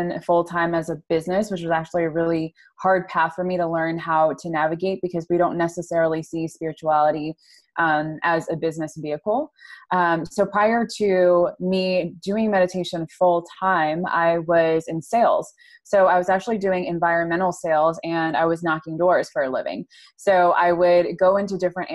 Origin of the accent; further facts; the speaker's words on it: upstate New York, United States; I am from upstate New York